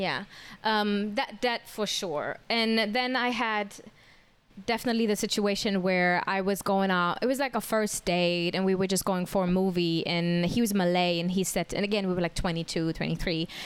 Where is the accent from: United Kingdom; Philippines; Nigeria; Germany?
Germany; moved away as an adult; now in Singapore; I was back home. I'm from Germany